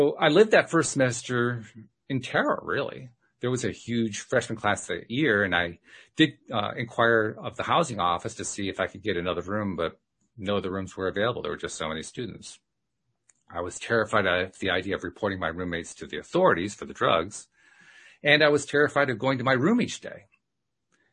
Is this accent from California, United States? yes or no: no; Schenectady, New York, United States; I was from Schenectady, New York